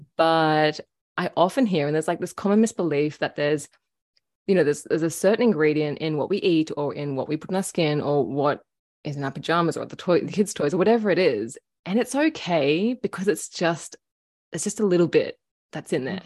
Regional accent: Australia; growing up in Australia

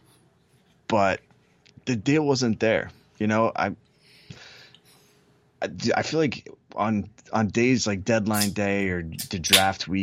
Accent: United States; As being an American and somebody who covers prospects

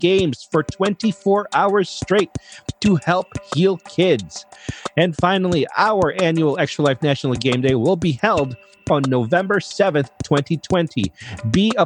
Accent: Philippines; moved away; growing up in the Philippines

